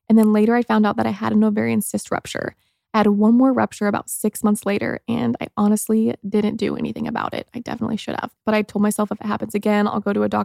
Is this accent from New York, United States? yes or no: no; Mooresville, Indiana, United States; I grew up in Mooresville, Indiana, and I had such a fun childhood